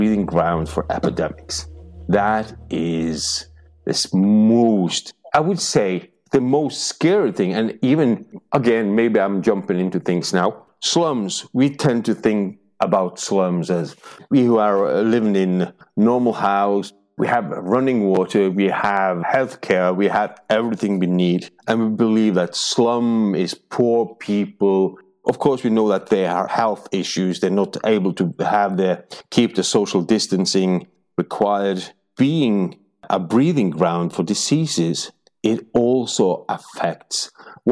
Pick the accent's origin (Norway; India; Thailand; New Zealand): Norway; my hometown, born here